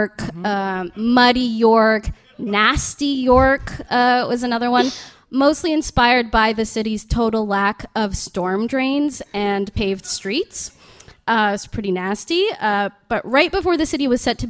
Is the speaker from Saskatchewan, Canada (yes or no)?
no; Mississauga, Ontario, Canada; also born or lived in Vancouver; I'm from Mississauga, and I think my wildest night out as a teen was at a Tim Hortons in a strip mall